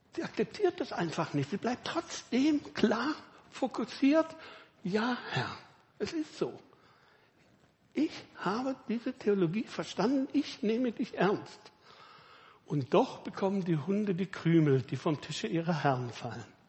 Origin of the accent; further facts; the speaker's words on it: Villingen-Schwenningen, Baden-Württemberg, Germany; Ich komme eben aus Villingen, Schwarzwälder